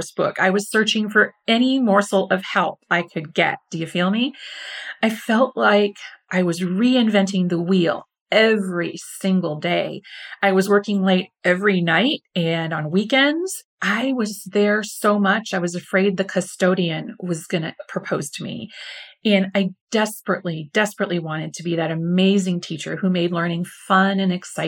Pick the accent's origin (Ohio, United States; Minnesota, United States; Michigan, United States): Michigan, United States; near Detroit; moved away as an adult; also born or lived in Seoul, South Korea / Houston, Texas / Boston, Massachusetts / Dallas, Texas; I went to Detroit, Michigan, which is pretty close to my hometown